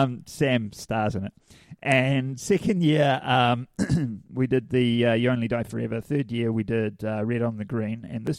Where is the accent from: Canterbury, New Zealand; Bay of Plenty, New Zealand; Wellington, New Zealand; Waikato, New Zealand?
Waikato, New Zealand; Hamilton; I'm from Hamilton